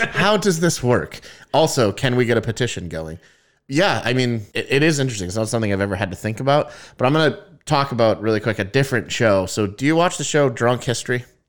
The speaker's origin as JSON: {"language": "English", "country": "United States", "said": "we're American"}